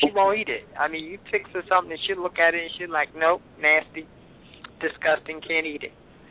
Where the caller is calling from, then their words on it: New York, United States; 215 number, but I'm calling from New York.